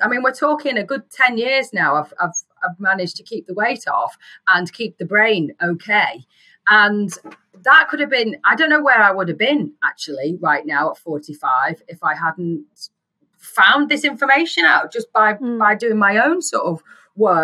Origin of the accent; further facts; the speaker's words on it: England, United Kingdom; I'm English